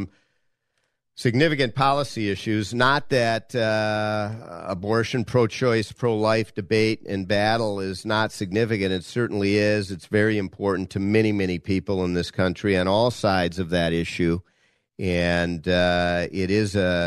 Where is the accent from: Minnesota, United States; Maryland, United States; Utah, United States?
Minnesota, United States; I'm from Minnesota